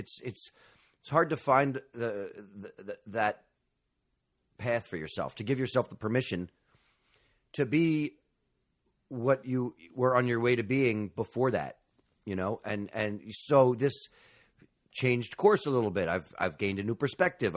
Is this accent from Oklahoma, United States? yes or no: no; New York, United States; I'm a native New Yorker. I grew up in Manhattan